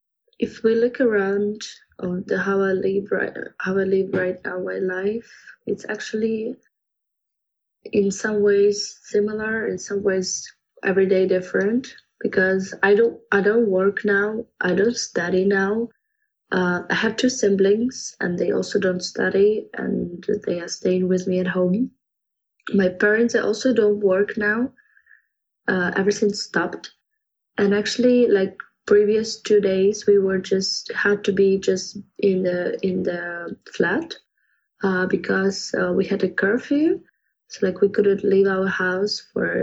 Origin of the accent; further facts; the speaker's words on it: Kyiv, Ukraine; English is a second language; So I was born in Kyiv, in the capital of Ukraine, and in the city center, but currently I'm living still in Kyiv, but on the left bank of the city. And my father is from Kyiv, my mother is from the eastern Ukraine, Zaporizhia. But all my life I lived here